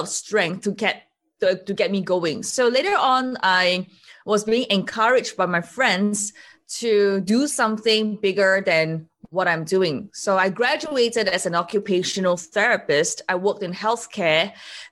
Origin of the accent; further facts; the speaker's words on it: Singapore; I'm from Singapore.